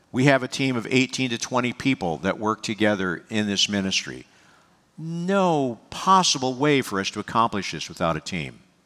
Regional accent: United States; also born or lived in Pennsylvania; I love being an American.

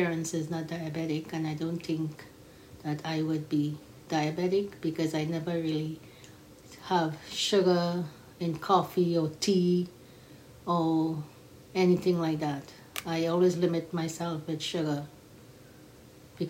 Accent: Trinidad & Tobago; I am a Trinidadian

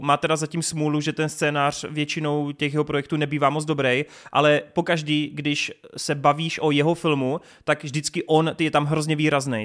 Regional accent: Brno, South Moravian Region, Czechia; u nás v Brně

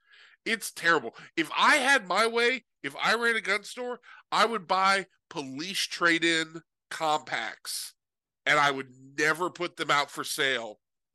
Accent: California, United States; I come from California. I seriously did this in Tennessee. I told the guy I was from California.

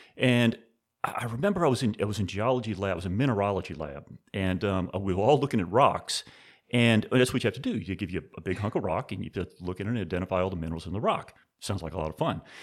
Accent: New Orleans, Louisiana, United States; now in Napa Valley, United States; born and raised in New Orleans

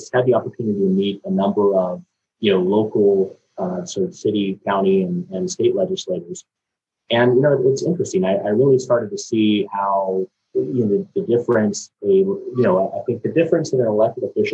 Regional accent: Fullerton, California, United States; So I was born and raised in Fullerton

